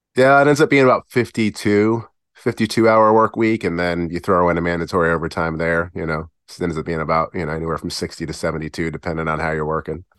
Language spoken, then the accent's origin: English; Virginia Beach, Virginia, United States; also born or lived in Perth Amboy, New Jersey / Providence, Rhode Island; we moved from Providence, Rhode Island when I was about nine down to beautiful Virginia Beach